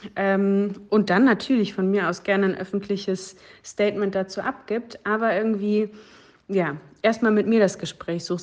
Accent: Dortmund, North Rhine-Westphalia, Germany; bei mir in Dortmund, sozusagen in meiner Heimat.

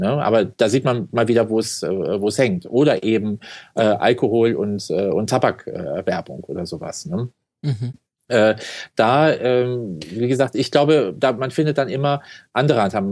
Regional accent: Cologne, North Rhine-Westphalia, Germany; bin äh, in der Nähe vom DLR groß geworden, in Köln-Porz

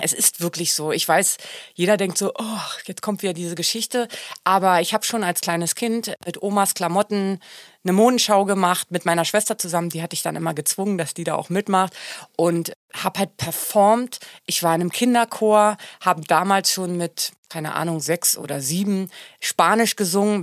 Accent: Germany; ich bin ja Deutsche und ich kann sehr gut Deutsch singen.

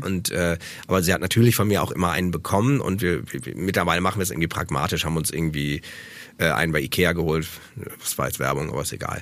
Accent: Osnabrück, Lower Saxony, Germany; Ich bin ja in Osnabrück aufgewachsen

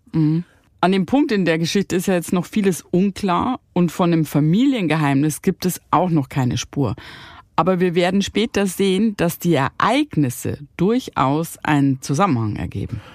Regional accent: Bavaria, Germany; accent: Bavarian; also born or lived in Cologne; ich liebe meine bayerische Heimat, wo ich aufgewachsen bin.

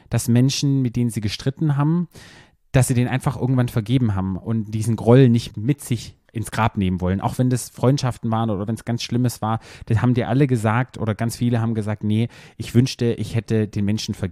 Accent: Black Forest, Baden-Württemberg, Germany

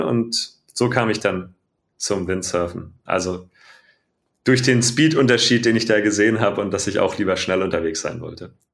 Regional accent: Radolfzell, Baden-Württemberg, Germany; ich bin vom Bodensee, ganz im Süden von Deutschland, äh, im Westen, in Radolfzell geboren

